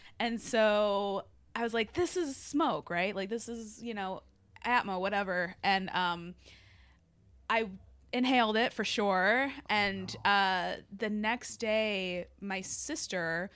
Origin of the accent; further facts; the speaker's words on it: Chicago, Illinois, United States; I'm from Chicago